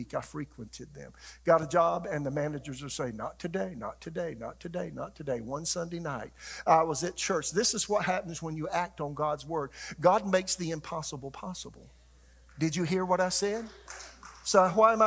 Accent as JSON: {"language": "English", "region": "South Carolina", "country": "United States", "also_born_or_lived": "Tulsa, Oklahoma / Raleigh, North Carolina", "moved": "as an adult", "said": "we're from South Carolina living in Tulsa"}